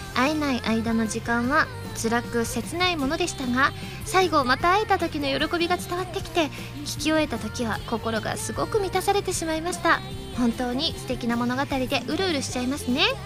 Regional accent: Osaka, Japan; 地元大阪

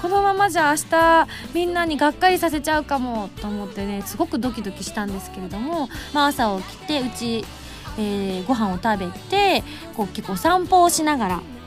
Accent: Yamaguchi, Japan; moved away; 去年から突然自分の出身 の山口県と関わるお仕事

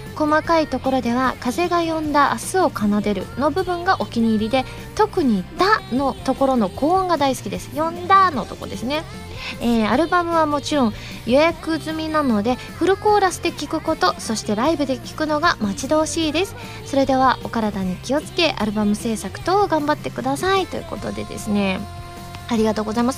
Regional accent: Osaka, Japan; accent: Osaka dialect (Kansai-ben); 私関西弁喋れると言っても大阪弁なんですけれども

